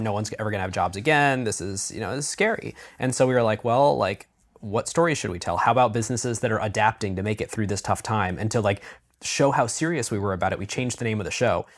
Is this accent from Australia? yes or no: no; Cleveland, Ohio, United States; I'm from Cleveland